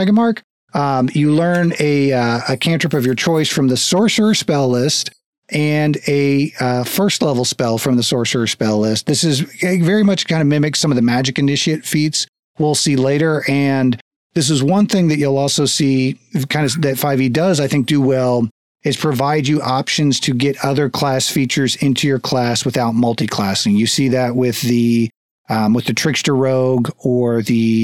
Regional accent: United States; also born or lived in Texas; I grew up in Florida, Texas.

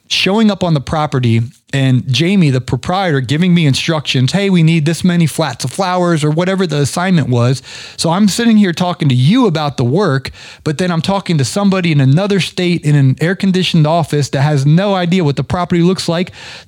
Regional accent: Ohio, United States; now in Atlanta, United States; I grew up in Ohio

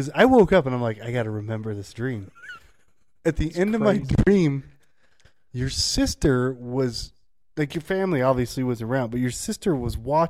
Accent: United States; Because I'm an American, and we're in America.

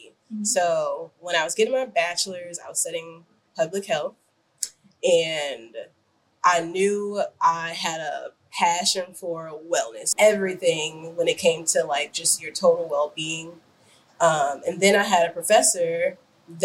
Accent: Chicago, Illinois, United States; I'm from the Chicago area

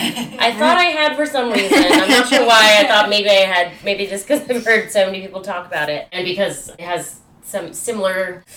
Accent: United Kingdom; We're British. Clearly we're British.

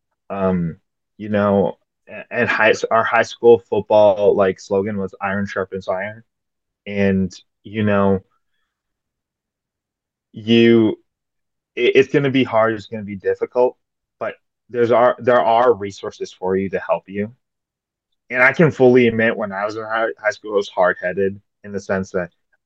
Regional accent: West St. Paul, Minnesota, United States; I'm from West St. Paul, Minnesota

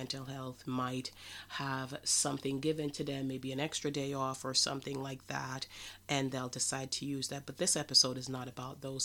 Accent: Jamaica; I am from Jamaica

